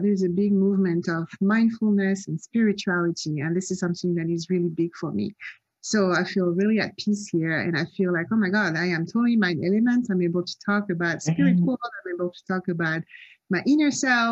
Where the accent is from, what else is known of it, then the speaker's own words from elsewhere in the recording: Nice, Provence-Alpes-Côte d'Azur, France; moved away as an adult; also born or lived in Cannes / Paris / Marseille; now in Los Angeles, United States; I'm actually French. I was born in Cannes. I grew up in Nice